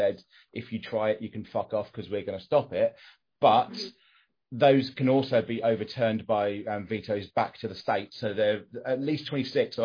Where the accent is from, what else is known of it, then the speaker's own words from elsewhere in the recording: England, United Kingdom; I'm English and, you know, male, white, middle class